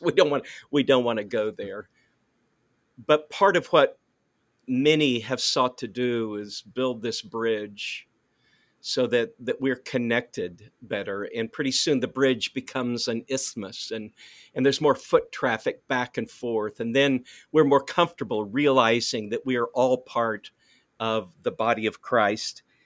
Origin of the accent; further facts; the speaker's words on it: Neosho, Missouri, United States; moved away as an adult; also born or lived in North Carolina / Searcy, Arkansas / Abilene, Texas; I was born in Neosho, Missouri, and I graduated from high school there, so that my formative years were there